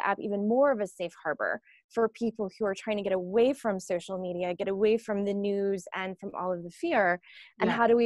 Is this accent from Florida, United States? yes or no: yes; Florida, United States; I grew up in Florida, grew up very poor